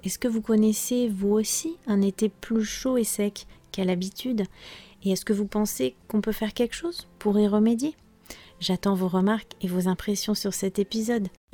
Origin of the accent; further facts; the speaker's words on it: France; je suis française